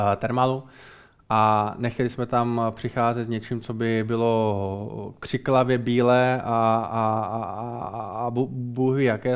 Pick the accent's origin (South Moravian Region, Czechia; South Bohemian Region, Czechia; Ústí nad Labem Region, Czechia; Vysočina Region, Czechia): South Moravian Region, Czechia; Brno; also born or lived in Modřice; Já jsem Brňák, no. Já, já, jsem, já jsem Brňák, vystudoval jsem fakultu architekturu, ar, architektury v Brně, eh, stavební průmyslovku v Brně